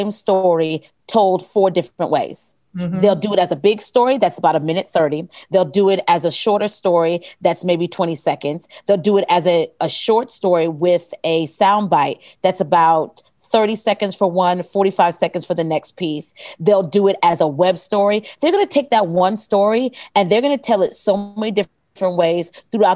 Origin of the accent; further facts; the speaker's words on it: the South, United States; I'm a Southerner